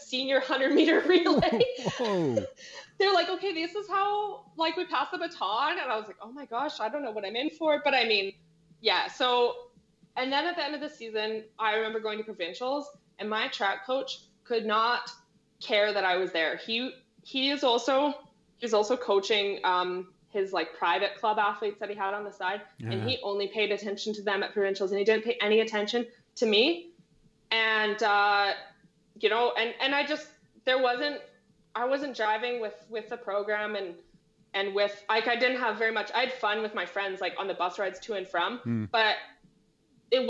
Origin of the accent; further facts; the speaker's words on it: Calgary, Alberta, Canada; I born and raised in Calgary.